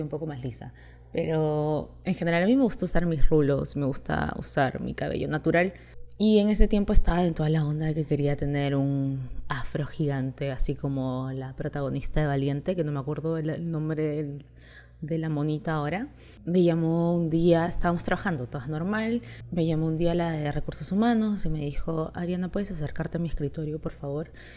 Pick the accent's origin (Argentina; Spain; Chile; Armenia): Chile; moved away as an adult; now in Peru; Me crié prácticamente toda mi vida en Chile, estoy acá hace dos años